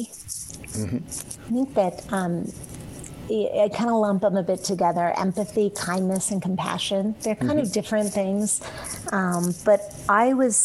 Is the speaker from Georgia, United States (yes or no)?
no; D.C., District of Columbia, United States; I grew up outside of Washington, D.C.